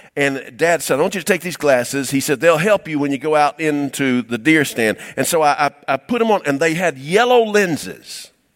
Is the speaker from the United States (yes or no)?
yes; Cumming, Georgia, United States; I was raised in Cumming, Georgia